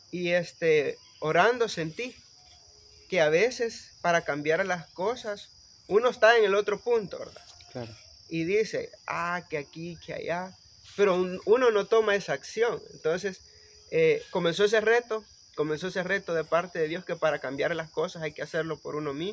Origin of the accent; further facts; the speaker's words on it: El Salvador; Eh, creé mi propia tecnología, soy científico de la República del Salvador